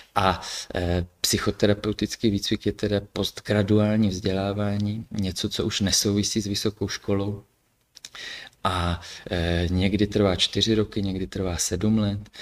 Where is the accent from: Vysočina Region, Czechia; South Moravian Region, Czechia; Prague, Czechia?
South Moravian Region, Czechia; Brno; also born or lived in Kyjov; pocházím původně z Brna